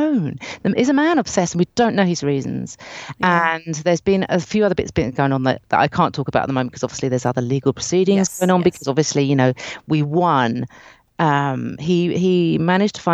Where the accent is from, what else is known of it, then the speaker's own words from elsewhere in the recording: United Kingdom; moved away; I'm a British immigrant, but I'm white, but I'm an immigrant all the same